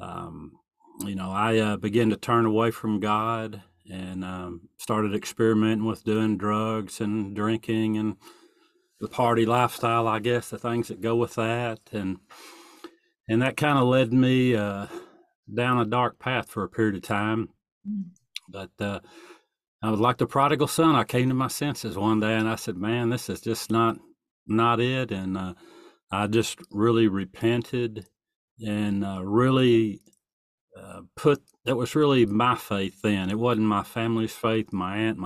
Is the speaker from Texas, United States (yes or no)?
yes; East Texas, United States; I'm from East Texas.